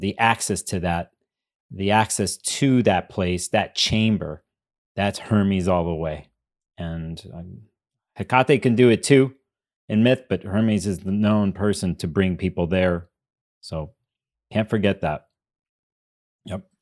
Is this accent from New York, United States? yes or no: no; Chicago, Illinois, United States; I grew up in Chicago